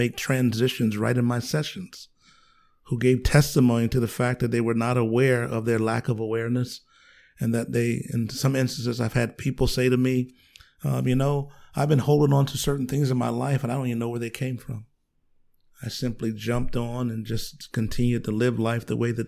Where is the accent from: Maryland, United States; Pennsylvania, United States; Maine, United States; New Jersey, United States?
Pennsylvania, United States; Philadelphia; also born or lived in Union, South Carolina; Grew up in inner city Philadelphia